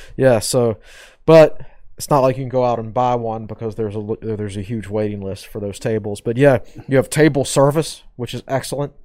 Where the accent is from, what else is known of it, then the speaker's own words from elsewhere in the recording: Southside Virginia, United States; when I grew up in Southside Virginia, I worked in a tobacco barn.